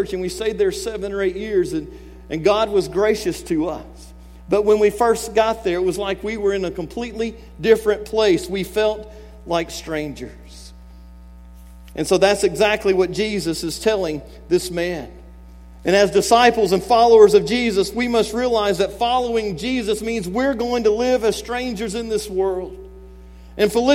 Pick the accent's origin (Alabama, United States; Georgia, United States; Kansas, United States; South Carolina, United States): Alabama, United States; Mobile; moved away as an adult; also born or lived in San Jose, California; I grew up in the Deep South. I grew up in Mobile, Alabama.